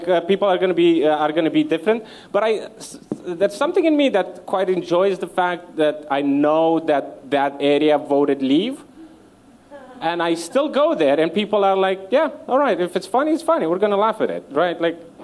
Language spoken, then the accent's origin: English; Romania; moved away as an adult; now in London, United Kingdom; I became more comfortable with saying that I'm Romanian